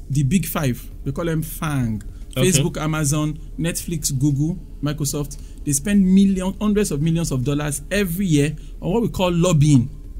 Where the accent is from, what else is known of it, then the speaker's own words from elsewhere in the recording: Nigeria; So I'm saying that a true innovator